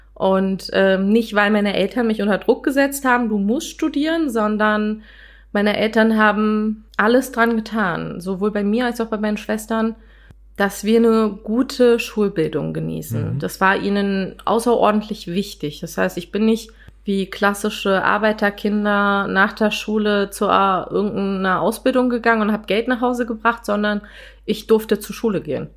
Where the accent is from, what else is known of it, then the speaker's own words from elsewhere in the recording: Berlin, Germany; Ich bin gebürtige Deutsche, eigentlich gebürtige Berlinerin und habe türkische Wurzeln